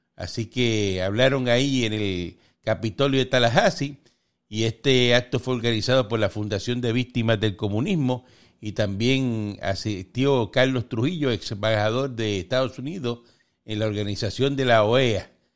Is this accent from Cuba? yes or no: yes; Cuba; moved away; nosotros vivimos allí y, somos de, somos cubanos